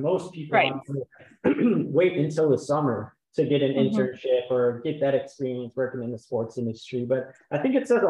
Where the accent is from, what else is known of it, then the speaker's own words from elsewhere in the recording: Chicago, Illinois, United States; I know growing up in Illinois, like yourself, I'm from Chicago